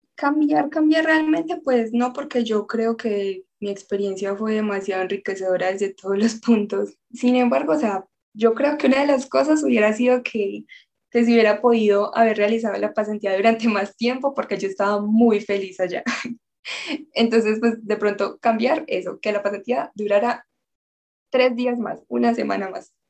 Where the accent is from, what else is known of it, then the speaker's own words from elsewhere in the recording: Colombia; nuestra tradición, nuestra intención de ayuda eh, como colombianos